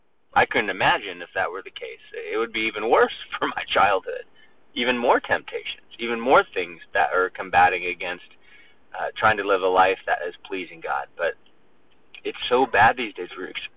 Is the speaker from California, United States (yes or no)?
yes; California, United States; now in Alabama, United States; We came from Southern California, right? So, so we came from Southern California where the temperature was 72 degrees pretty much year-round.